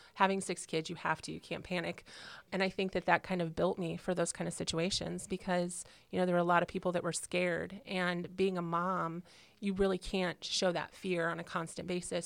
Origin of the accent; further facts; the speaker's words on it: Illinois, United States; moved away as an adult; also born or lived in California; now in Indiana, United States; I'm originally from California, and then, then I grew up in um, Illinois in a small country town um, through high school